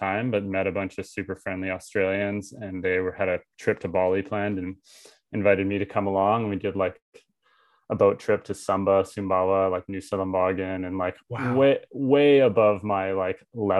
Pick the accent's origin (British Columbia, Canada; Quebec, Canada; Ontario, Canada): British Columbia, Canada; Vancouver; Yeah, so I grew up in Vancouver from a super big family, really into just sports in general, kind of competitive family in general, five brothers and one sister.